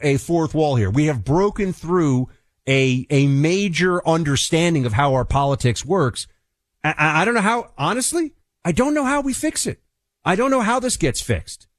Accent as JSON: {"language": "English", "town": "New York City", "region": "New York", "country": "United States", "said": "a New Yorker"}